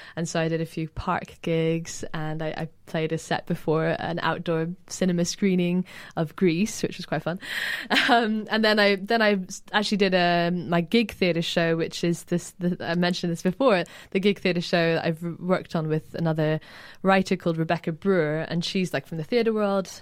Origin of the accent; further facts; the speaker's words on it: Edinburgh, Scotland, United Kingdom; now in London, United Kingdom; I grew up in Edinburgh